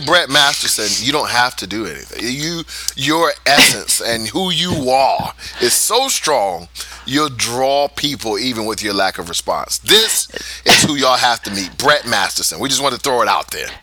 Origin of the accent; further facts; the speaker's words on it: United States; now in Udhailiyah, Saudi Arabia; we're American